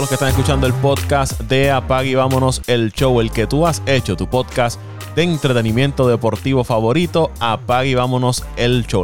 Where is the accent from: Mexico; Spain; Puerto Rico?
Puerto Rico